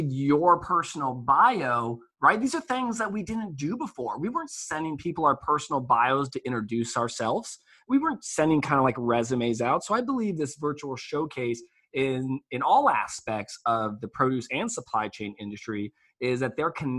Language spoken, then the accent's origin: English; West Coast, United States; I'm from the West Coast.